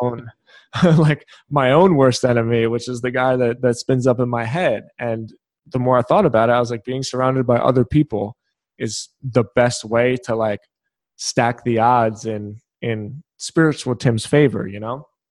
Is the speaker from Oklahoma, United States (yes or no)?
no; Philadelphia, Pennsylvania, United States; I'm from Philadelphia.